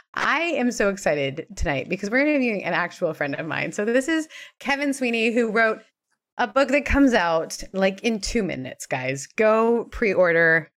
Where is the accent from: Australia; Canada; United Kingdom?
Canada; now in United States; growing up in Canada